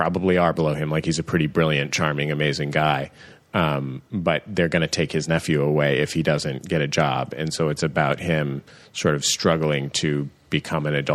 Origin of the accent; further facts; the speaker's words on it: San Francisco, California, United States; I grew up in the Mission in San Francisco